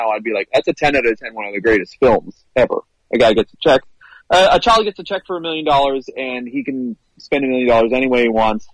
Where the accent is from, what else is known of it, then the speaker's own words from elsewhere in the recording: Canada; I'm from Canada